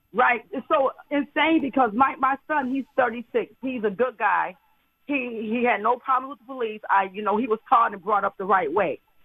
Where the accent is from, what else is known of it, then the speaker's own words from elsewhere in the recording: the South, United States; I was brought up in the South